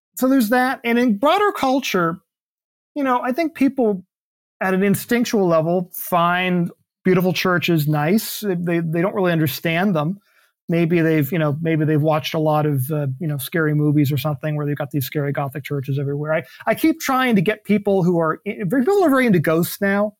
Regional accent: Tallahassee, Florida, United States; my hometown in Tallahassee.

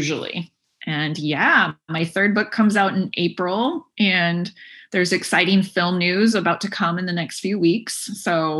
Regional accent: Seattle, Washington, United States; moved away as an adult; also born or lived in China / France / Europe / Middle East; I'm from Seattle

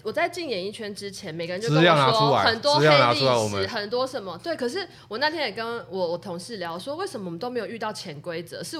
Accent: Taiwan; 因为我们从台湾过来，大家都要礼遇

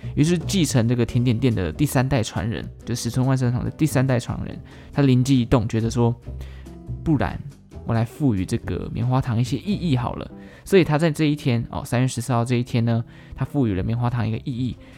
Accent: Taichung, Taiwan; 我台中人嘛，离我老家非常近

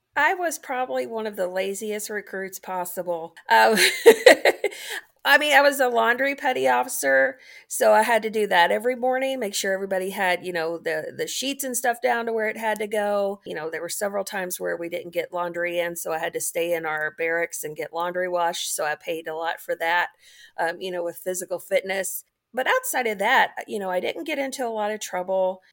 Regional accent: Kentucky, United States; moved away as an adult; also born or lived in Fort Knox / Norfolk, Virginia; I grew up in Kentucky

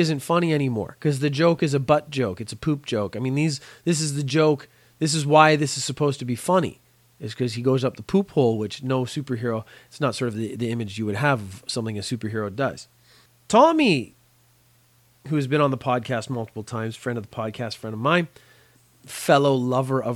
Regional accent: Belfast, Northern Ireland, United Kingdom; I have an Irish background. I was born in Belfast a long, long time ago

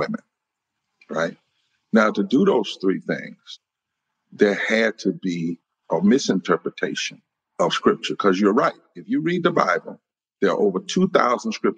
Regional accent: the South, United States; accent: Southern; also born or lived in North Carolina / Indiana; I'm from the South

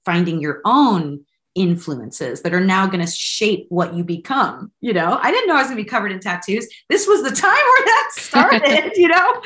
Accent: San Francisco Bay Area, California, United States; moved away as an adult; now in Los Angeles, United States; I'm from San Francisco Bay Area, so I grew up north

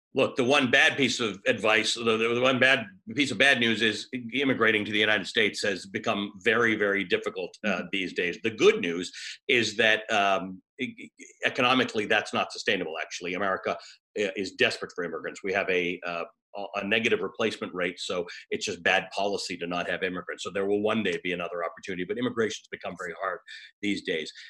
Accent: Toronto, Ontario, Canada; I grew up in Toronto

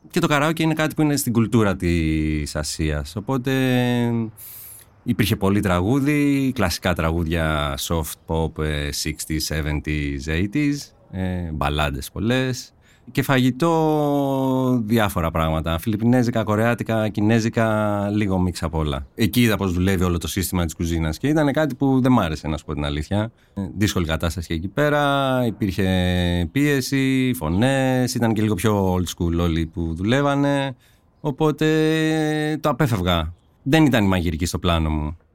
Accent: Korydallos, Attica, Greece; also born or lived in Marousi; γεννήθηκα στο Μαρούσι, και έχω μεγαλώσει στο σκιστό Κορυδαλού. Είμαι 40 χρονών

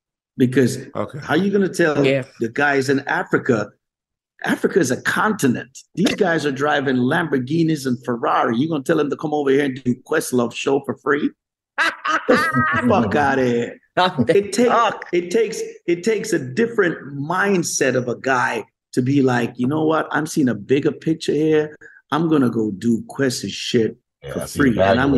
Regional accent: Jamaica; moved away; also born or lived in Brooklyn, New York; I'm from the gutters of Jamaica. Yeah, I'm from the hood of Jamaica

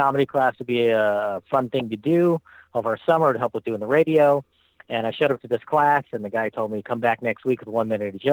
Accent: Southern California, United States; also born or lived in Pittsburgh, Pennsylvania; I grew up in Southern California

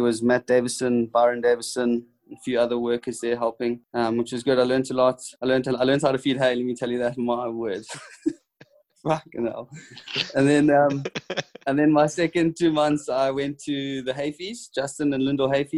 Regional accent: South Africa; I'm a South African.

